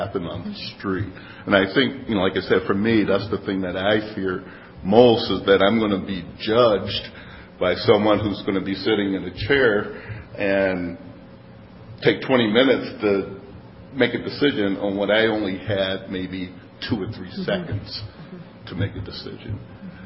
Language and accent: English; Philadelphia, Pennsylvania, United States; now in Madison, United States; I grew up in Philadelphia